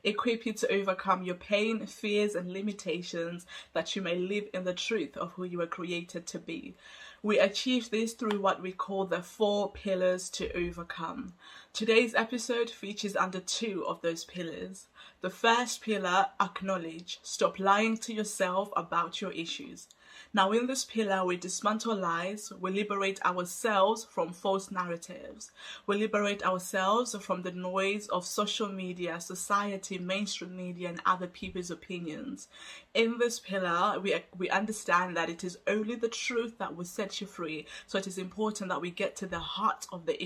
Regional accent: Zimbabwe; also born or lived in Hungary; now in United Kingdom; I come from Zimbabwe and I grew up in poverty-stricken

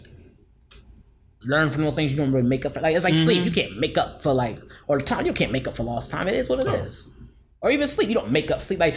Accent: Philadelphia, Pennsylvania, United States; a young boy growing up in Philly

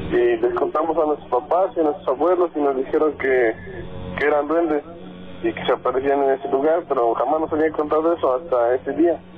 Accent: Tlaxcala, Mexico; now in Toluca, Mexico; yo no soy del estado de Toluca. Cómo del estado de Tlaxcala, pero trabajamos en Toluca.

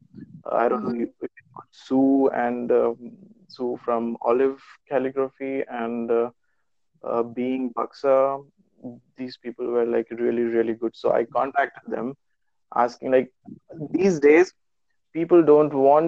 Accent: Hyderabad, Telangana, India; moved away as an adult; now in Magdeburg, Germany; I was born and brought up in Hyderabad, which is in India

